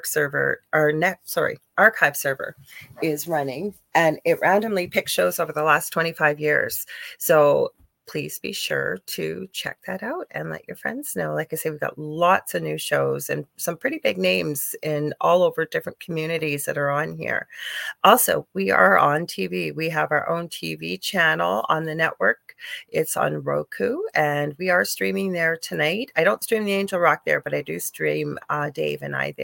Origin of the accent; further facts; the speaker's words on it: Canada; I'm a Canadian clairvoyant, medium, crystal Reiki energy healer